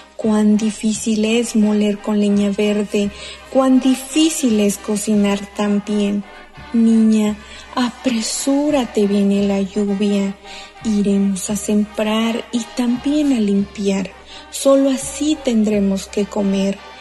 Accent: Atlamajalcingo del Monte, Guerrero, Mexico; first language Mixtec (Tu'un Savi); Spanish is a second language; yo soy originaria de 5 del Monte Guerrero, región montaña. Como lo he expresado en mi lengua materna Tunzabi

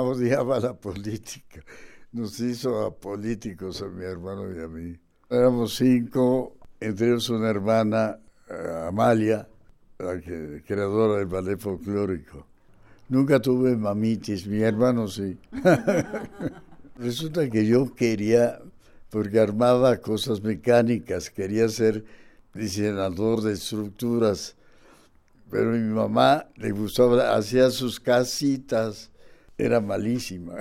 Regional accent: Mexico City, Mexico; Vengo de una isla, de Tenochtitlan, porque yo nací en la calle Tacuba pegada al zócalo. Así que soy muy chilango.

